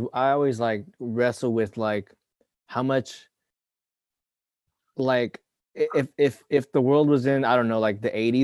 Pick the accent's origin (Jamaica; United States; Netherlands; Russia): United States; I'm from America